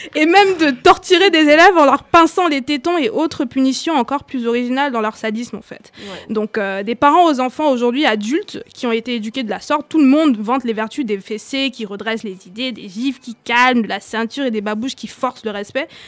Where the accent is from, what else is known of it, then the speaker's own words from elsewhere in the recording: Cameroon; moved away; j'ai grandi au Cameroun